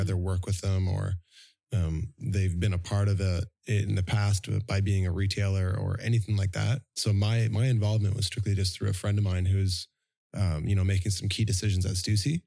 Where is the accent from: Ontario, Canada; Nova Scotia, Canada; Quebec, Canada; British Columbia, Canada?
Ontario, Canada; Toronto; moved away as an adult; now in Vancouver, Canada; I'm actually from Toronto, living in Vancouver for eighteen years. Next year is a pivotal year because I lived in Toronto for nineteen.